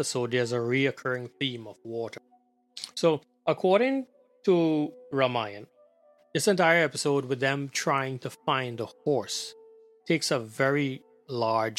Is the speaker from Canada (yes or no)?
no; Trinidad & Tobago; moved away; we grew up back in Trinidad.